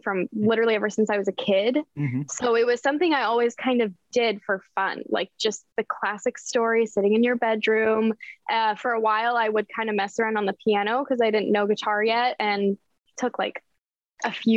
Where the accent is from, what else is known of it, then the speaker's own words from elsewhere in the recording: Denver, Colorado, United States; moved away as an adult; also born or lived in Lehi, Utah; now in Los Angeles, United States; I grew up in Denver. I lived in Utah for a little bit and then moved here